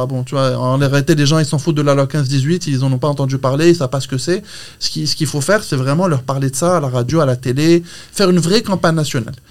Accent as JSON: {"language": "French", "country": "Morocco", "moved": "as an adult", "said": "je suis marocain, je suis très fier de l'être. Ça fait 15 ans que je suis parti"}